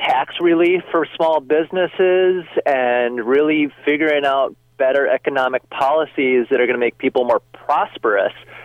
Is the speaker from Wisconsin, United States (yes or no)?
yes; Racine, Wisconsin, United States; I grew up in Racine, Wisconsin